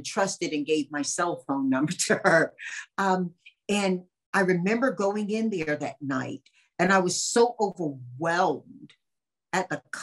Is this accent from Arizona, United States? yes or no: no; North Carolina, United States; moved away; my hometown of Chalborough